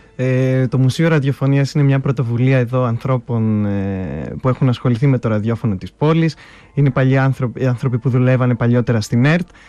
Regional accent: Thessaloniki, Central Macedonia, Greece; μεγάλωσα εδώ στη Θεσσαλονίκη

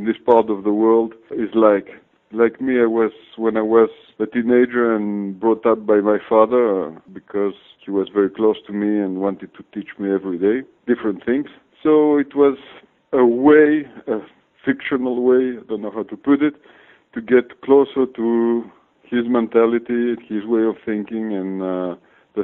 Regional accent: France; moved away as an adult; now in Greece; I was brought up in France, as I arrived when I was 3 months old, and came back to Greece in 2000.

